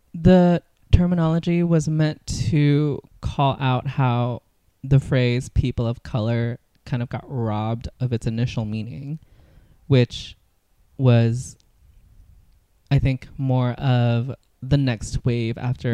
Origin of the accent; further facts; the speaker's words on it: California, United States; growing up in California